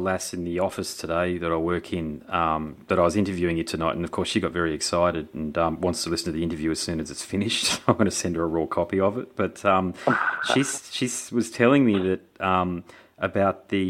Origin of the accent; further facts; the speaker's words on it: Australia; I'm Australian, but you know, if you go back, my heritage is Scottish.